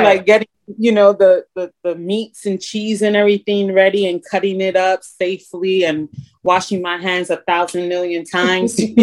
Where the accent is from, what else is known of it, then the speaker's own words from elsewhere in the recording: New York, United States; accent: New York; moved away as an adult; also born or lived in Puerto Rico (ancestry); now in Wilmington, United States; I introduce myself as the New Yorican